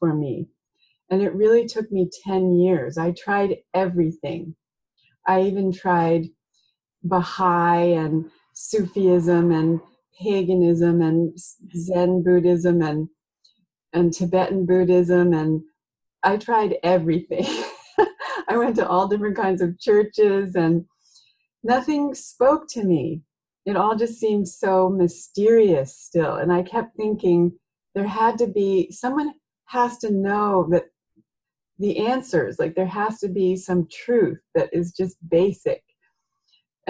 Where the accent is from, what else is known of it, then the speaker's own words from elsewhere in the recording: near Philadelphia, Pennsylvania, United States; now in Oregon, United States; I grew up in near Philadelphia.